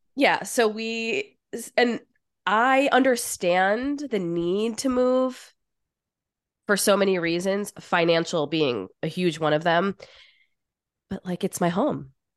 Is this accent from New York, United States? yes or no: yes; New York, United States; I am from New York and I live in New York